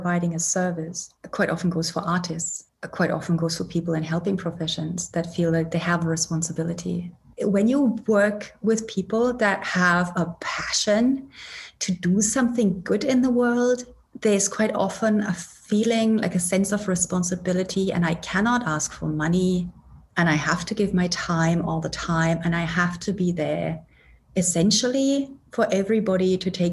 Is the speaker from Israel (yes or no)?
no; Germany; moved away as an adult; now in Edinburgh, United Kingdom; I'm originally German, born and raised in Germany.